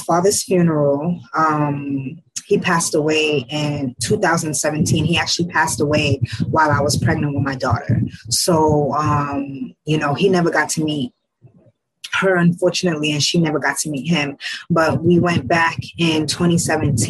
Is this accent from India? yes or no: no; New York City, New York, United States; also born or lived in Ghana / Bronx, New York; I was born in Ghana, but I was raised in Harlem, New York. That's my home. I currently reside in the Bronx, but I'm from Harlem.